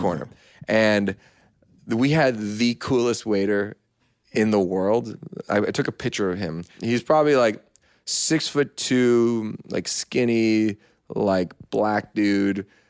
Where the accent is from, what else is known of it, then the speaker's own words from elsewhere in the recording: Canada; I'm very proud Canadian.